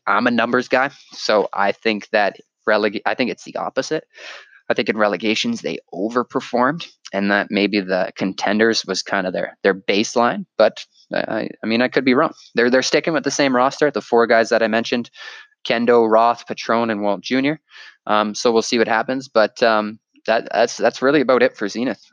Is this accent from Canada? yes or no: yes; Canada; me being Canadian